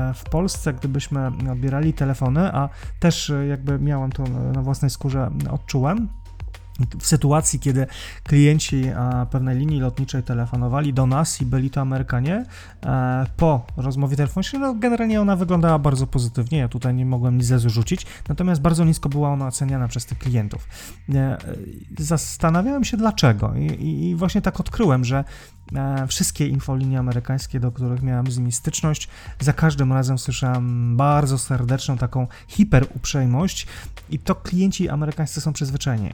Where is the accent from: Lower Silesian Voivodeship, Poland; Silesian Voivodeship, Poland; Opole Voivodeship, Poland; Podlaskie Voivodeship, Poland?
Podlaskie Voivodeship, Poland; Białystok; accent: Białystok; moved away; pochodzę z, e, ze stolicy Podlasia